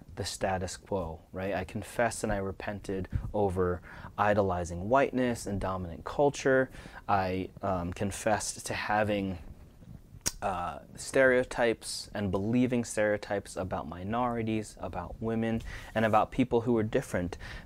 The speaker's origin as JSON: {"language": "English", "country": "United States", "said": "first-generation Filipino-American son of Asian-American immigrants"}